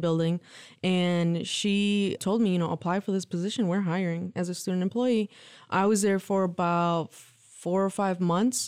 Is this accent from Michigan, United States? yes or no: yes; Lansing, Michigan, United States; born or raised there; also born or lived in Mexico